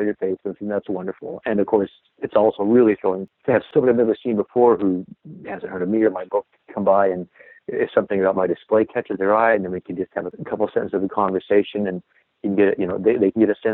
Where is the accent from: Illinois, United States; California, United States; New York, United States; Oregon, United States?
Oregon, United States; Portland; I'm from Portland